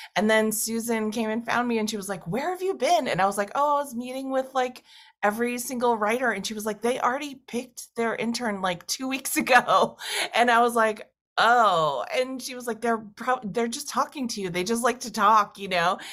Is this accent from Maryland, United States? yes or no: no; Massachusetts, United States; moved away; I went to a small college in my hometown. Uh, I lived at home, a rural town in Massachusetts. I'm a farm girl